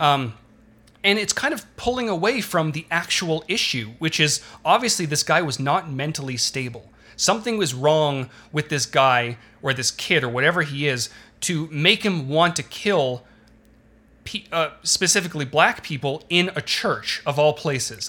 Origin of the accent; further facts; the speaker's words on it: Canada; I'm Canadian